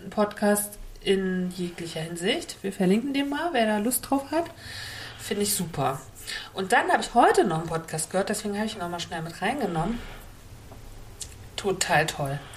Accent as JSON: {"language": "German", "region": "Northern Germany", "country": "Germany", "said": "Norddeutsch das ist auch irgendwie meine Heimat und es verbindet mich"}